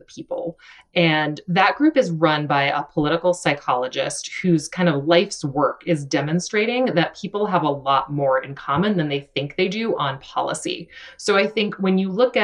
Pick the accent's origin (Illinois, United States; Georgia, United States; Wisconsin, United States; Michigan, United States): Georgia, United States; moved away as an adult; also born or lived in New York City; I grew up in a conservative community in the South. I'm from Georgia